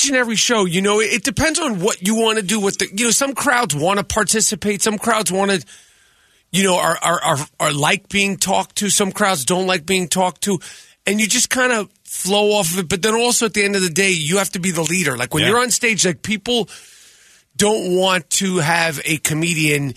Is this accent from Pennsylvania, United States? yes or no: no; New York, United States; moved away; I'm from New York